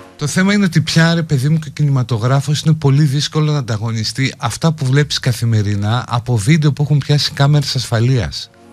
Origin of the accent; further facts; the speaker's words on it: Greece; ως Έλληνες που είμαστε ένας ξεχωριστός λαός